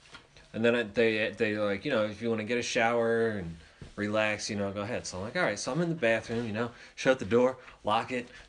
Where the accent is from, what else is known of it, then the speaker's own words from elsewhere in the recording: United States; I'm from America, bitch, where the Eagles play.